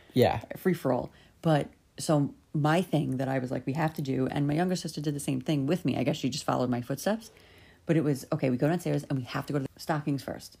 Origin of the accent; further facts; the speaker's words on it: New York City, New York, United States; I grew up in Staten Island, New York, celebrating Christmas like the other thousands of Italian Catholics that grew up on Staten Island